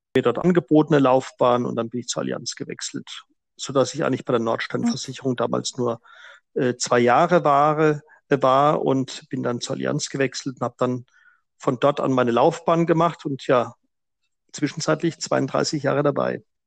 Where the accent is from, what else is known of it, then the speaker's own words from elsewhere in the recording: Franconia, Bavaria, Germany; moved away as an adult; also born or lived in South Africa; Ich bin äh, zwar im Frankenland groß geworden